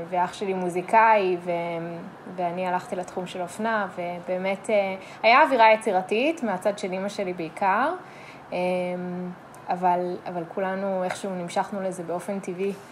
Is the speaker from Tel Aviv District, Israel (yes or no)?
no; Modiin-Maccabim-Re'ut, Central District, Israel; גדלתי ברעות, שזה יישוב אה, קטן ליד אה, מודיעין.